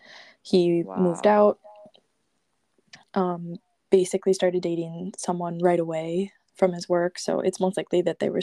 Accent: United States; I speak English and I'm an American

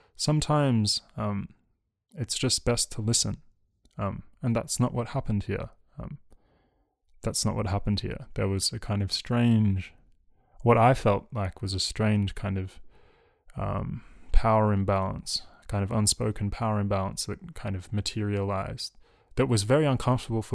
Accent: Australia; I was raised in Australia, a colony.

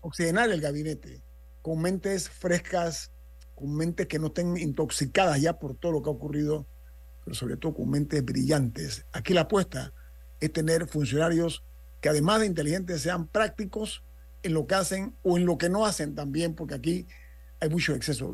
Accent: Panama; como panameño

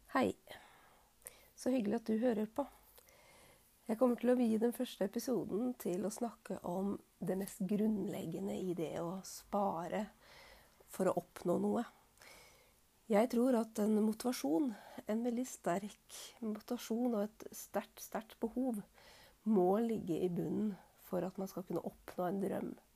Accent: Fredrikstad, Østfold, Norway; moved away; also born or lived in Alta, Finnmark; flytta jeg hjem til Fredrikstad

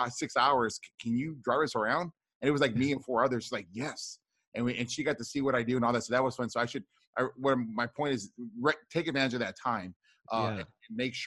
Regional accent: Rio Grande Valley, deep South Texas, United States; I grew up in the Rio Grande Valley, which is deep South Texas.

